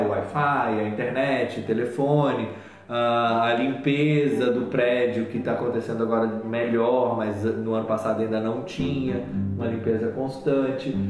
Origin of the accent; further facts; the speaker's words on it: Southeast, Brazil; moved away; lá no Sudeste, de onde eu venho